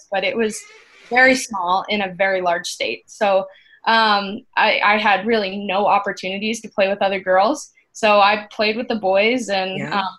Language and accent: English; Chandler, Arizona, United States; Chandler, Arizona. It's my hometown.